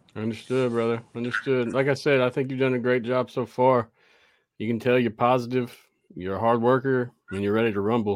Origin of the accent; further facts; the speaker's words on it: the South, United States; I'm from the South, so it's hard for me to talk correctly sometimes myself.